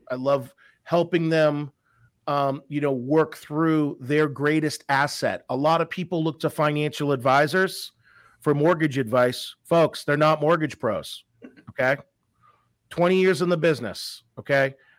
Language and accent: English; Massachusetts, United States; also born or lived in Colorado; born and raised in, uh, Massachusetts. I might not have that, uh, hardcore accent